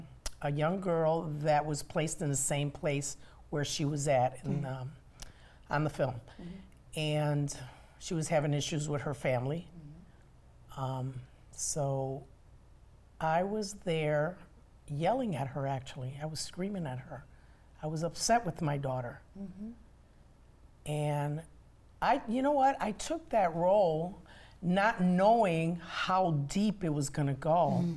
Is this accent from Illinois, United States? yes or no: yes; Chicago, Illinois, United States; I'm originally from Chicago.